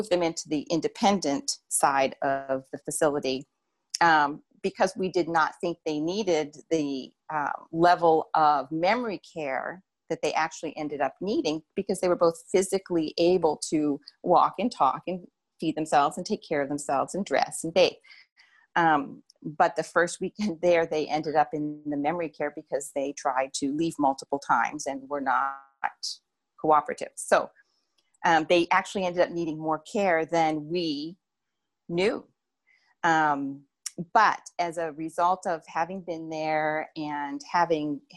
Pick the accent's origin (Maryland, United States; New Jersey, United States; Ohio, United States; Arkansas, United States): New Jersey, United States; I'm from New Jersey